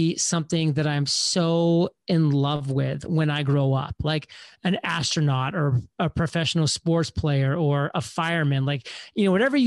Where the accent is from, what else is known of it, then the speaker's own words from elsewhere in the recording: Maine, United States; moved away; I grew up on lakes in the summer and the ski mountains on the winters because I'm from Maine.